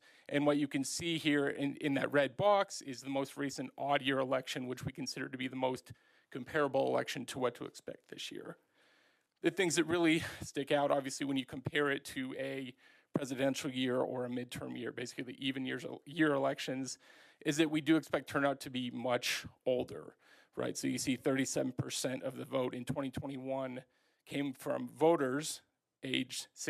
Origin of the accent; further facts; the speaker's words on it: Longmont, Colorado, United States; I grew up in Longmont, graduated from Longmont High in 2005